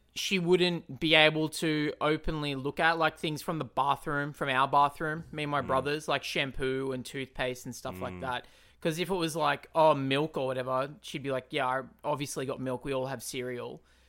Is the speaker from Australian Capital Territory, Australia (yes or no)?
no; Newcastle, New South Wales, Australia; No, I'm actually from Newcastle, which is just outside of Sydney, about an hour and a half, 2 hours outside of Sydney, in the suburbs, and I'll get the bus to Charlestown.